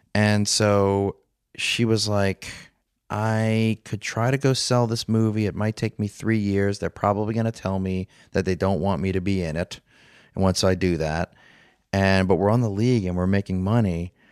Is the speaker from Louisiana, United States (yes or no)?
yes; New Orleans, Louisiana, United States; I'm from New Orleans